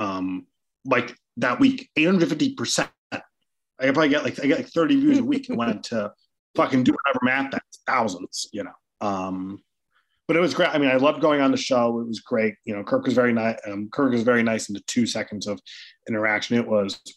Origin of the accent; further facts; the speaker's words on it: Cohasset, Massachusetts, United States; grew up like 2 houses down from Glenn Ordway growing up in Cohasset